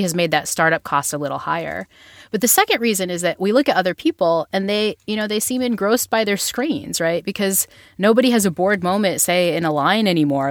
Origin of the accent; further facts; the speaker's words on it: Northeast, United States; I'm from the Northeast, like, I'm a Yankee girl at heart